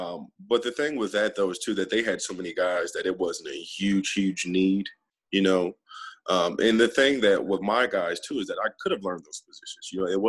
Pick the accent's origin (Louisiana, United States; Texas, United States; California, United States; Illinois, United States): Illinois, United States; Peoria; moved away as an adult; now in Duncanville, United States; my hometown, Peoria.